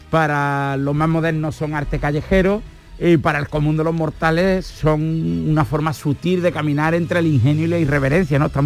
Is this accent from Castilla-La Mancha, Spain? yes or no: no; Córdoba, Andalusia, Spain; moved away; soy cordobés.